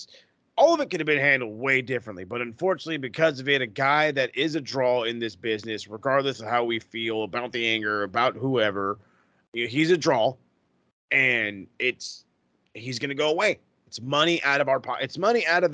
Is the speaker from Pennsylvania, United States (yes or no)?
no; California, United States; as a Cali guy